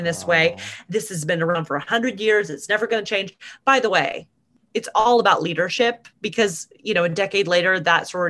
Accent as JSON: {"language": "English", "region": "Alabama", "country": "United States", "tie": "born or raised there", "also_born_or_lived": "Mississippi", "moved": "yes", "said": "I come from Alabama, right? Where women's value is, I grew up seeing that women's value is very much connected"}